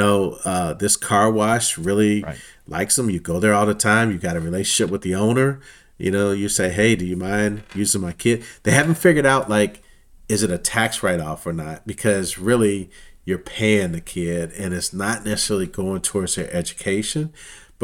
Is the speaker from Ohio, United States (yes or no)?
no; Missouri, United States; born and raised in Missouri, Kansas City Royals